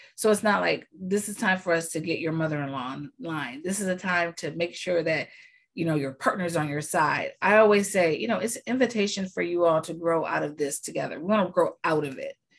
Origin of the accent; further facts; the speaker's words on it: United States; I'm American.